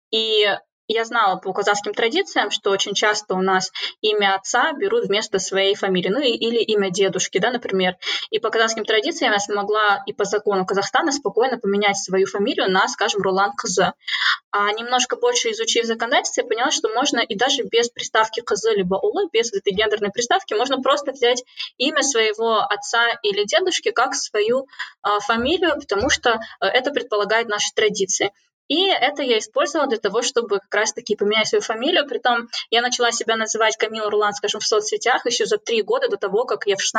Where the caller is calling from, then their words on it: Cambridge, East of England, United Kingdom; я подключаюсь из Кембриджа, из одной из, наверное, а, столиц и конгломератов человеческих знаний.